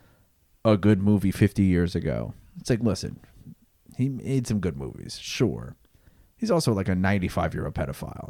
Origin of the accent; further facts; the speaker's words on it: United States; being an American